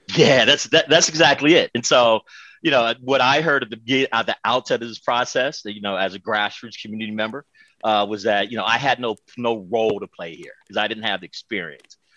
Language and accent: English; Oakland, California, United States; as a black man growing up in Oakland, America